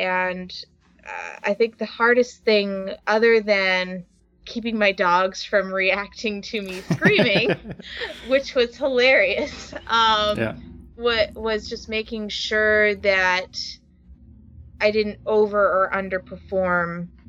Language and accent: English; North West England, United Kingdom; accent: English; everybody wanted my English accent. Right. Which is like, okay. So this was the first real big part that I was able to use my natural voice for.